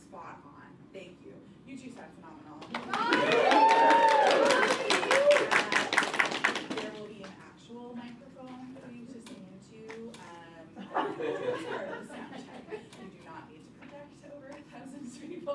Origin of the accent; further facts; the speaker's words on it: Halifax, Nova Scotia, Canada; now in Ottawa, Canada; here in Halifax and as my hometown